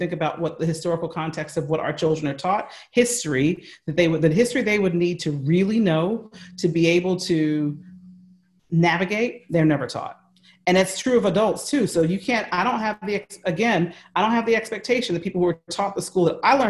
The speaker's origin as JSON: {"language": "English", "country": "United States", "accent": "American", "said": "that's my American accent"}